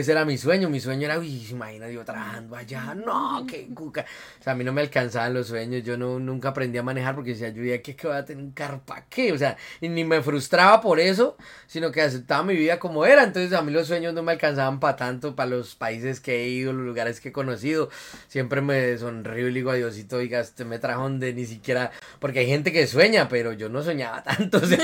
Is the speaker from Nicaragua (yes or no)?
no; Boyacá, Colombia; yo soy un boyacense, completamente boyacense. Bueno, mi mamá es de Santander, de una parte de Colombia que se llama Santander, mi papá es de Boyacá, yo nací en Boyacá, en un pueblito que se llama Genesano